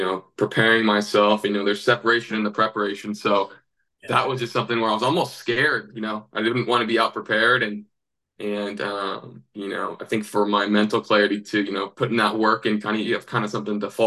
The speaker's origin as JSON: {"language": "English", "region": "Northern California", "country": "United States", "tie": "born or raised there", "also_born_or_lived": "Montana", "moved": "as an adult", "said": "We grew up in Northern California."}